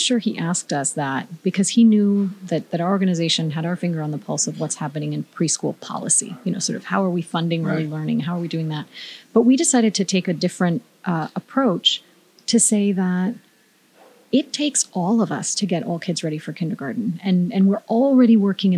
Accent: Miami, Florida, United States; I grew up in Miami with a focus on foreign language

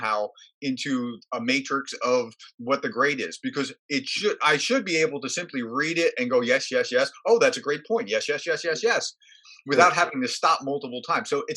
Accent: New Jersey, United States; I grew up in New Jersey.

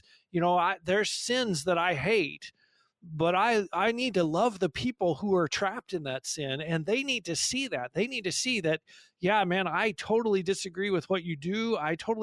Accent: California, United States; also born or lived in Papua New Guinea

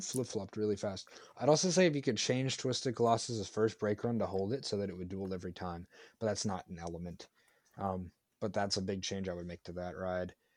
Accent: Florida, United States; my home state of Florida

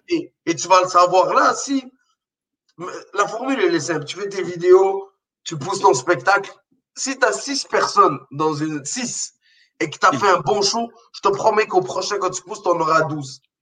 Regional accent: Morocco; now in Quebec, Canada; j'ai grandi au Maroc

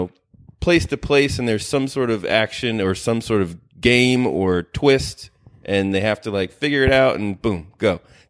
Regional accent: Maryland, United States; now in California, United States; Out in Maryland, you know, it's good suburbs.

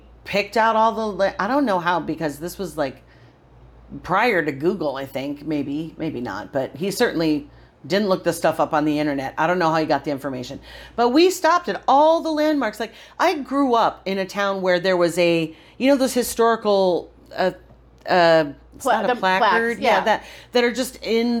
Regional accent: Johnstown, New York, United States; moved away; my hometown, which is Johnstown, New York, Podunk, upstate New York

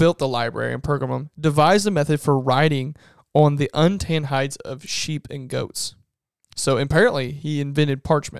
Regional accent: Medora, United States; I'm from Medora.

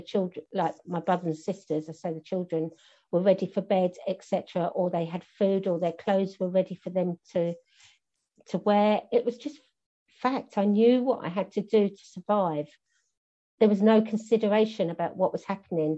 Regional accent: Bromley, London, United Kingdom; also born or lived in Penge / Beckenham / Orpington / Thornton Heath; I was all around, generally, the borough of Bromley, apart from 3 years.

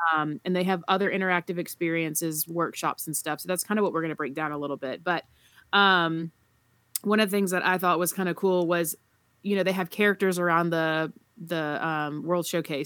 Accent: the South, United States; I'm from the South

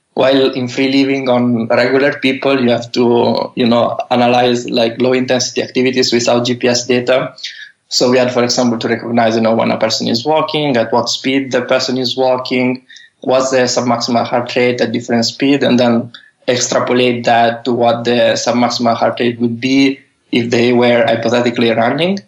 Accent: Italy; moved away as an adult; also born or lived in Bologna, Italy / Netherlands; now in San Francisco, United States; from Italy, I, I was uh, in Italy until I think I was 25

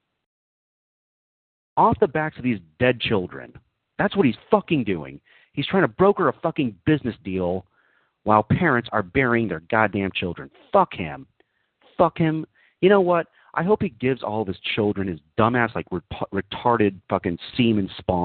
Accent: the South, United States; I grew up in the South myself

